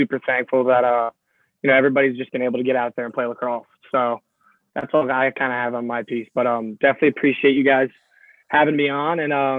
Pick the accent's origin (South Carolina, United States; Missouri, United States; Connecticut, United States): Connecticut, United States; 15 minutes from Fairfield; moved away as an adult; Fairfield is, 15 minutes from my hometown, so I didn't go there